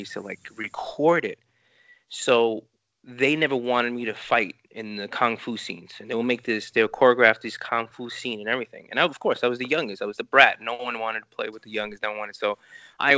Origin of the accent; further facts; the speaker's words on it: New York City, New York, United States; first language Spanish; English is a second language; I grew up in Lower East Side. I grew up in Chinatown